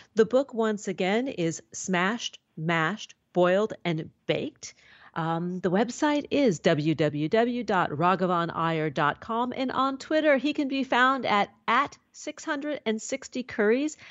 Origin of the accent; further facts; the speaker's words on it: New York City, New York, United States; now in Southern California, United States; a young girl growing up in New York City